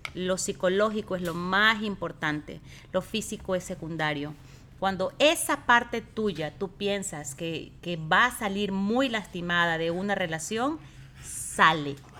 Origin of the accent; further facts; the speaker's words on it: Ecuador; moved away as an adult; yo tenía en Ecuador un muy buen trabajo